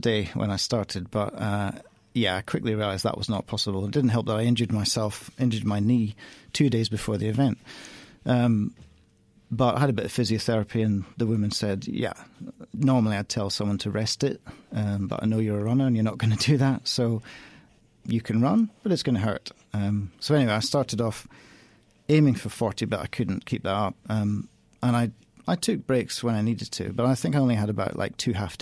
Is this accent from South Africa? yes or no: no; Edinburgh, Scotland, United Kingdom; also born or lived in London; I'm from Edinburgh